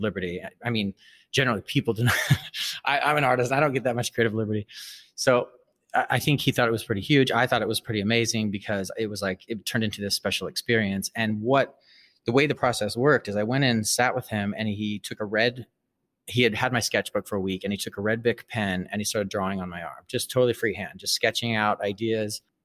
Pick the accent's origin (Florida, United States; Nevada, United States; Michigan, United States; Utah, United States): Utah, United States; Salt Lake City; moved away as an adult; also born or lived in Brazil; now in New York, United States; I was raised Mormon, I was raised in Salt Lake City